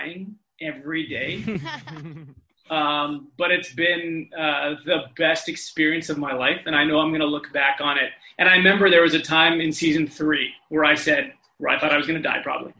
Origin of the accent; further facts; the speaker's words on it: Vancouver, British Columbia, Canada; we're all from Vancouver